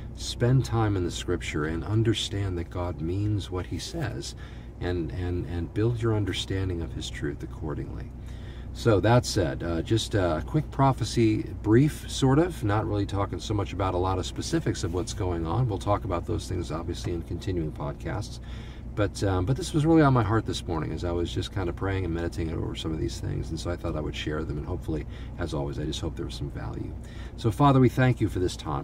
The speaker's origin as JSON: {"language": "English", "country": "United States", "said": "I'm an extremely thankful American"}